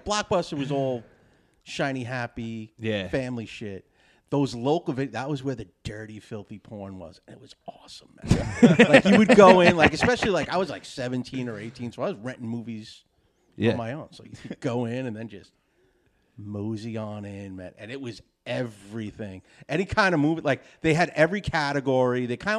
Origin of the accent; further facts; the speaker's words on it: New York City, New York, United States; me and Ryhaad grew up in the city. Yeah. Okay. He grew up in Brooklyn. I grew up in Queens.